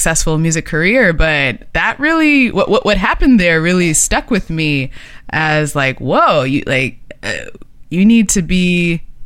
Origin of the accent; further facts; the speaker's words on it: United States; an American young person at the time